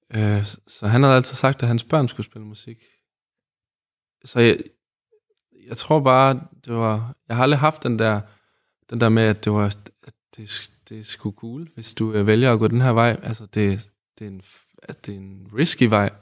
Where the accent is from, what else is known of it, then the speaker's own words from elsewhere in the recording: Aarhus, Central Denmark Region, Denmark; also born or lived in Odense, Denmark; så kommer jeg jo fra Odense. Ja. Men øh, så havnede jeg i Aarhus